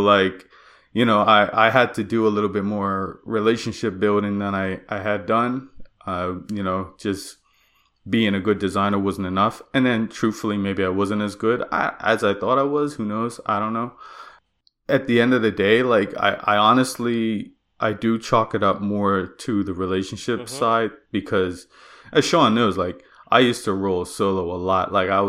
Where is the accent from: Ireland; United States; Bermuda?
Bermuda; moved away as an adult; now in Nova Scotia, Canada; So I came to Nova Scotia from Bermuda. I grew up and was raised there.